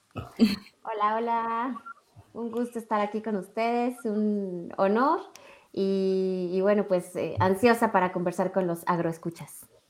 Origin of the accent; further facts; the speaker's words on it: Mexico City, Mexico; also born or lived in San Juan Teotihuacán; yo ya nací en la Ciudad de México, pero pues prácticamente todos mis fines de semana y todas las vacaciones nos la pasábamos en San Juan Teotihuacán